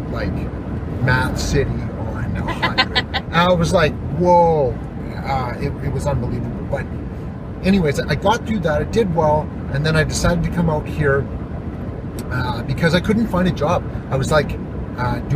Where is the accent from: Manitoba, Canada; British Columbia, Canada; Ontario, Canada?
Ontario, Canada; Sault Ste. Marie; moved away as an adult; now in Fort Nelson, Canada; So I come from Sault Ste. Marie, Ontario, born and raised. I lived there until, 2011.